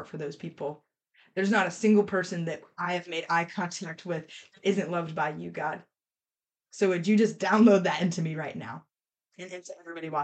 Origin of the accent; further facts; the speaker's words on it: Columbia, South Carolina, United States; I'm from Columbia, South Carolina.